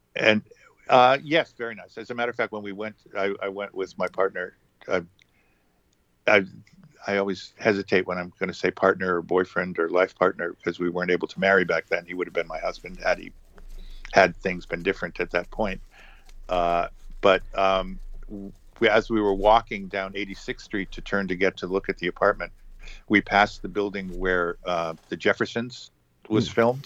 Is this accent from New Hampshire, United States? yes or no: yes; Manchester, New Hampshire, United States; moved away as an adult; now in New York, United States; worked in actual urban renewal in New Hampshire, in my hometown